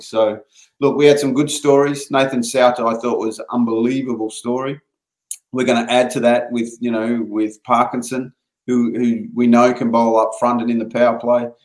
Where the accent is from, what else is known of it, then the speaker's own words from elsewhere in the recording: Perth, Western Australia, Australia; moved away; we come from Perth